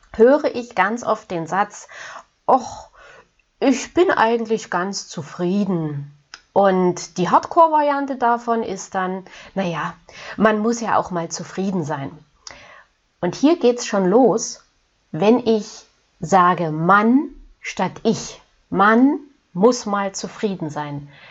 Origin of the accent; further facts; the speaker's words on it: Germany; hier bei uns in Deutschland